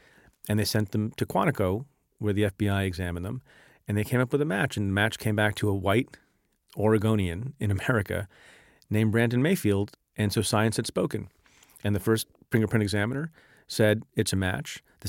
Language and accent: English; India; born there; moved away; my father emigrated from India. I was born in India.